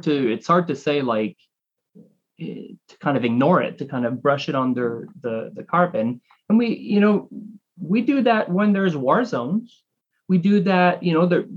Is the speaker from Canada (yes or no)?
yes; Canada; moved away as an adult; now in United States; I'm Canadian and I've lived in the United States for almost 10 years now